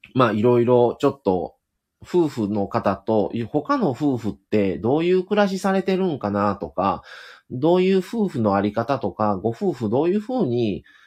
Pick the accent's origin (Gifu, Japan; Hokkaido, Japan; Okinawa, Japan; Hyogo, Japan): Hyogo, Japan; accent: Kansai; 奥様も僕も一応兵庫県出身